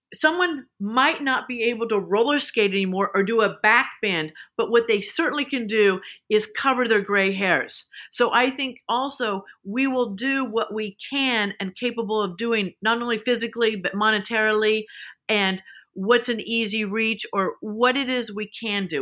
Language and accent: English; Salina, Kansas, United States; moved away as an adult; also born or lived in Texas / Los Angeles; I grew up in Kansas. There was, you know, in Salina, Kansas was, eh, the roller rink.